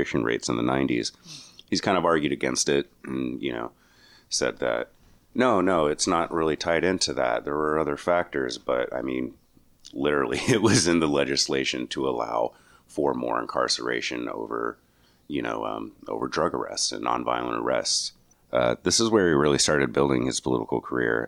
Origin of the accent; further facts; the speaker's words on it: New Mexico, United States; moved away; why did I leave New Mexico?